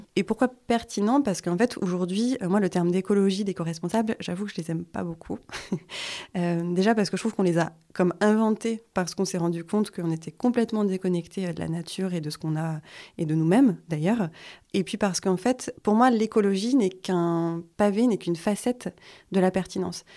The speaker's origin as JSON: {"language": "French", "area": "Vosges", "region": "Grand Est", "country": "France", "tie": "born or raised there", "moved": "yes", "lives_now": "Hossegor, France", "said": "je suis originaire des Vosges"}